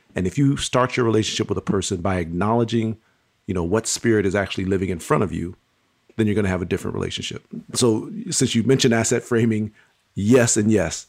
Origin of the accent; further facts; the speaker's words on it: Pontiac, Michigan, United States; I was born and raised in Pontiac, Michigan.